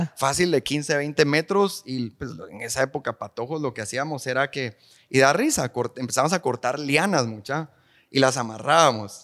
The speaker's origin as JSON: {"language": "Spanish", "town": "Guatemala City", "region": "Guatemala Department", "country": "Guatemala", "tie": "born or raised there", "said": "Yo crecí en la Nueva Monserrata, ahí arribita"}